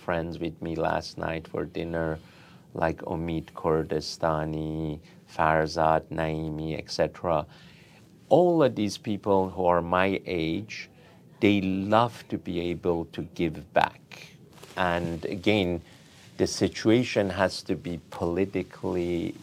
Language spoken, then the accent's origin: English; Iran; now in United States; in my home country.